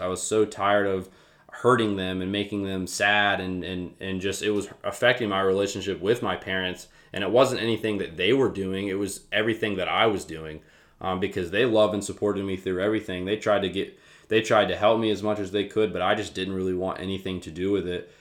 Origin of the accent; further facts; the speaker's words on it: Winston-Salem, North Carolina, United States; moved away as an adult; now in Lynchburg, United States; I am from Winston-Salem, North Carolina.